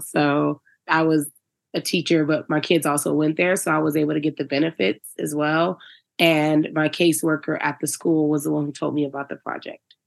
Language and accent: English; Virginia, United States; now in Denver, United States; I'm from Virginia.